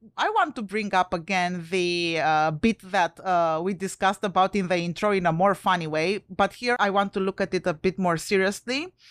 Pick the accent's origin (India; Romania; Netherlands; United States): Romania; English is a second language; moved away; I'm originally from Romania.